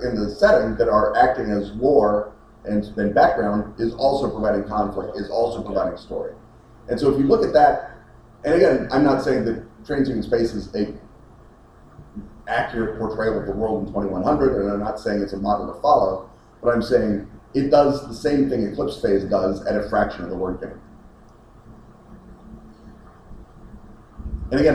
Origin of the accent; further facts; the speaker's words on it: United States; as an American